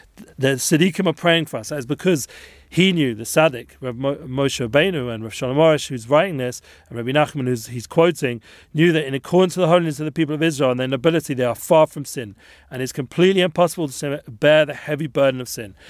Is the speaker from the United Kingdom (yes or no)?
yes; England, United Kingdom; being English